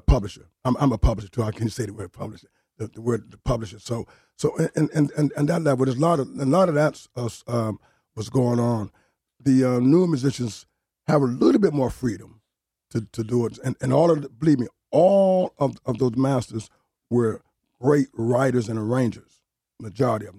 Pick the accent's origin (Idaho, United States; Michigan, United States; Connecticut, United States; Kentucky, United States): Connecticut, United States; New Haven; moved away; also born or lived in Bronx, New York; I was born and raised in New Haven, but I lived thirty-something years in the, in the, in the Bronx